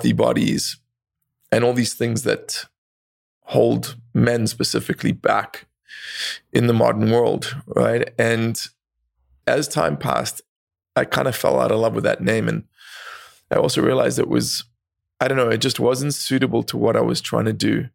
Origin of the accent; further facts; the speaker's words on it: South Africa; I grew up in South Africa